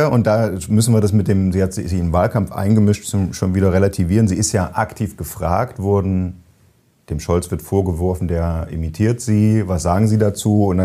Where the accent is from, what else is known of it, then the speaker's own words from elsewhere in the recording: Frankfurt, Hesse, Germany; Also als Frankfurter darf man das.